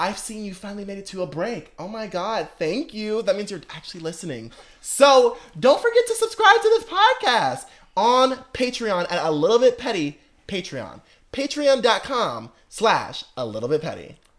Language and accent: English; the North, United States; See, and I'm from the North, and I've never heard